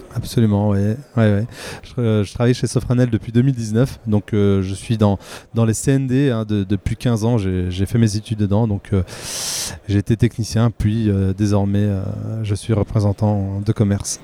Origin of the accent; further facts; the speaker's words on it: Remiremont, Grand Est, France; je suis né en, 1984 à Remiremont dans les Vosges